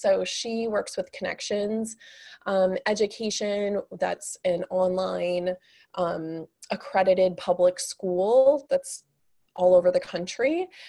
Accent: Kansas City, United States; I'm originally from Kansas City

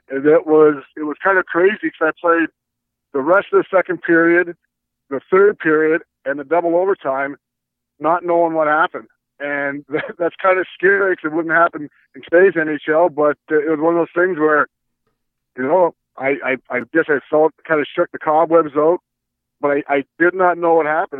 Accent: Edmonton, Alberta, Canada; I grew up in Edmonton

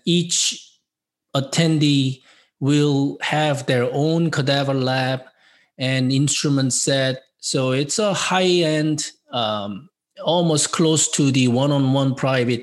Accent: South Korea; English is a second language; moved away as an adult; now in United States; being an immigrant from South Korea by myself 30 years ago

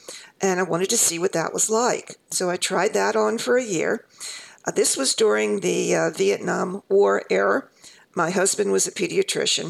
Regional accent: East Coast, United States; I'm from the East Coast.

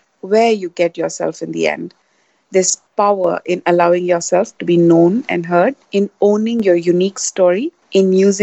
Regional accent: India; moved away as an adult; also born or lived in New York, United States; now in Asia; I'm born and raised in India. As most Indian kids do, I graduated from college and went off to United States to finish my education

